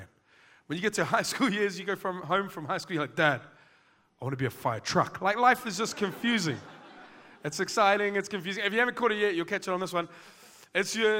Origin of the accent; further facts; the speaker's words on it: Auckland, New Zealand; I'm from West Auckland